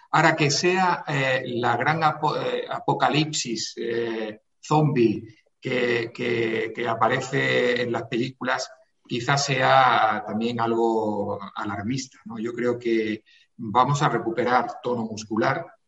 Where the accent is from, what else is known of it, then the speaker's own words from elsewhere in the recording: Granada, Andalusia, Spain; now in Madrid, Spain; yo soy granadino eh, apurado, granadino